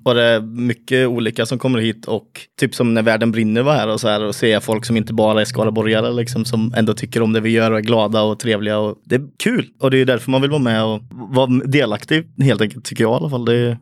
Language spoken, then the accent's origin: Swedish; Mariestad, Västra Götaland, Sweden; jag kommer från Mariestad